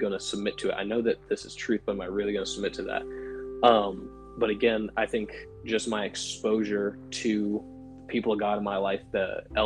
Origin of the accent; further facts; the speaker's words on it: Waterbury, Connecticut, United States; I'm from Waterbury, Connecticut, and it's a kind of medium-sized city in Connecticut. I grew up with my dad as my pastor